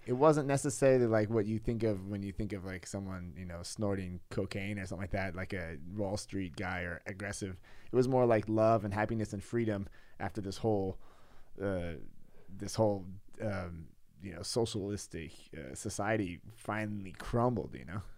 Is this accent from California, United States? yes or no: yes; California, United States; moved away as an adult; now in Pasewalk, Germany; I'm in California, I'm from California